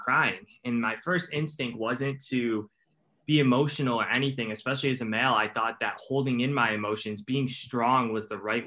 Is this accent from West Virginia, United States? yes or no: no; Cleveland, Ohio, United States; I'm from Cleveland, Ohio in the United States.